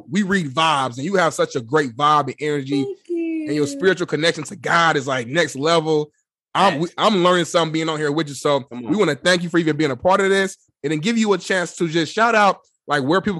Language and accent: English; Indianapolis, Indiana, United States; now in Los Angeles, United States; I'm in LA now, but most of my people's back, you know, back in Indy.